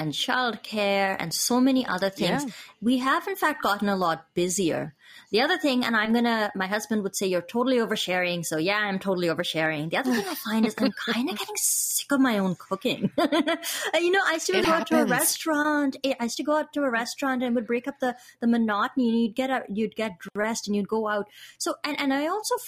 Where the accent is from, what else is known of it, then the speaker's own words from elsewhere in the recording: India; moved away; I grew up in India.